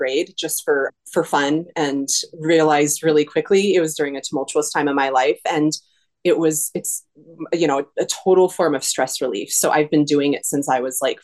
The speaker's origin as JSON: {"language": "English", "region": "California", "country": "United States", "tie": "born or raised there", "also_born_or_lived": "Colorado", "moved": "yes", "lives_now": "Minneapolis, United States", "said": "I grew up in Colorado and California."}